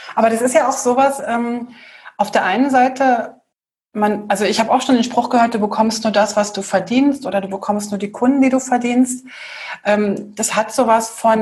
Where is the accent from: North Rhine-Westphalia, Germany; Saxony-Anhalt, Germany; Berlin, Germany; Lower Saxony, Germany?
Berlin, Germany; ich bin in Berlin aufgewachsen, Bahnhof Zoo